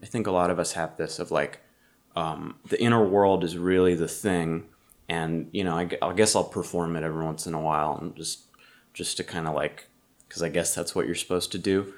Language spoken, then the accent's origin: English; Massachusetts, United States; I'm from Massachusetts